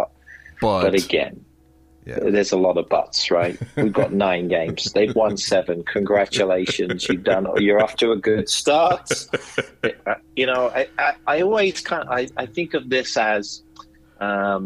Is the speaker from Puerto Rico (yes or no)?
no; England, United Kingdom; growing up in England